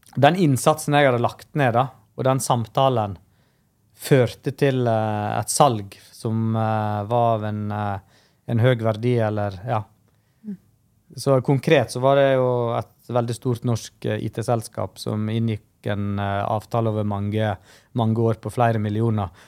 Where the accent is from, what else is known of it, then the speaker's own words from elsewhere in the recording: Stryn, Vestland, Norway; also born or lived in India; jeg er adoptert fra India, da, så jeg har jo ei historie der jeg kjøpte med safran fra India og gikk rundt og solgte det på de lokale restaurantene i Stryn